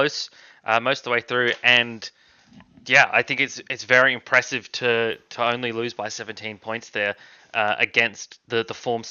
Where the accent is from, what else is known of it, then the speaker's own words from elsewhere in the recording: Australia; As an Australian rugby fan